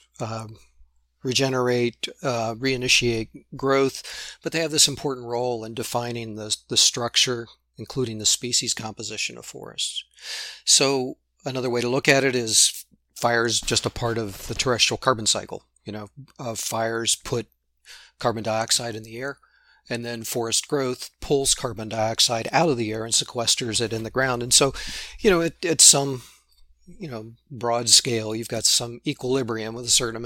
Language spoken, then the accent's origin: English; southwestern Ohio, United States; moved away as an adult; also born or lived in Montana; I grew up in southwestern Ohio